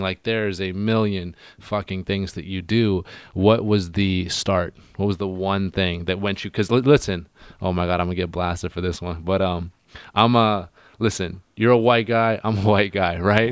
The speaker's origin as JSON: {"language": "English", "town": "Hornby Island", "region": "British Columbia", "country": "Canada", "tie": "born or raised there", "moved": "yes", "said": "I'm from Hornby Island"}